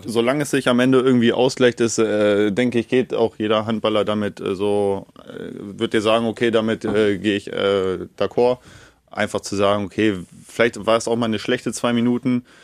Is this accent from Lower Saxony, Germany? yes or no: yes; Neustadt am Rübenberge, Lower Saxony, Germany; now in Garbsen, Germany; ich wohne nicht direkt in Neustadt, das ist nur mein Geburtsort. Ähm, ich wohne, wenn du so willst, in Garbsen